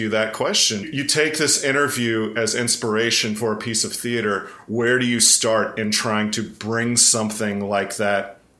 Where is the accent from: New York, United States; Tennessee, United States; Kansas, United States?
Tennessee, United States; East; I grew up in East Tennessee